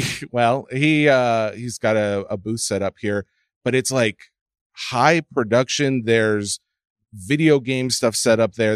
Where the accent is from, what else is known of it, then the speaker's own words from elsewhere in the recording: Nashville, Tennessee, United States; I'm born and raised in Nashville. That's the South